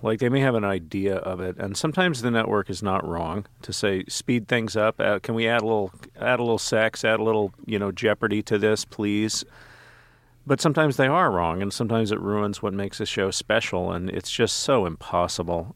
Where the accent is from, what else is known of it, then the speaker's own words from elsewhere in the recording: Texas, United States; I grew up in Texas